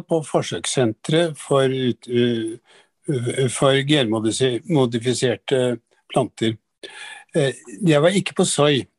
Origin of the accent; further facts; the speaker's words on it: Drammen, Buskerud, Norway; du, jeg vokste opp i Drammen.